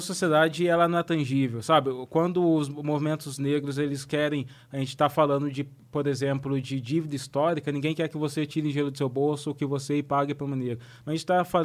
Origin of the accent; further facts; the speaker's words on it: Brazil; moved away; de onde eu venho, do interior, tem muitos brancos pobres também.